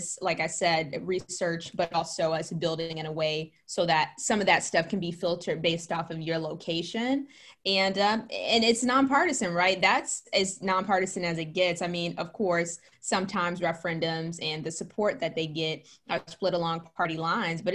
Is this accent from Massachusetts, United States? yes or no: no; Gary, Indiana, United States; our school systems in my hometown of Gary, Indiana